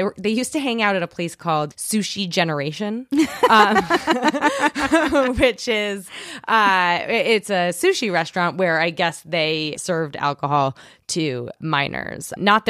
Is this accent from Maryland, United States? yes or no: no; New York City, New York, United States; I grew up on the Upper East Side, and I know I sound like a very cool person because I used to smoke cigarettes.